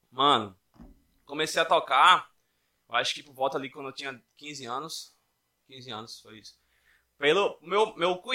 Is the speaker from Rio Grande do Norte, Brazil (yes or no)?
yes; Parnamirim, Rio Grande do Norte, Brazil; also born or lived in Natal; Nasci aqui em Natal, morei em Parnamirim durante muito tempo.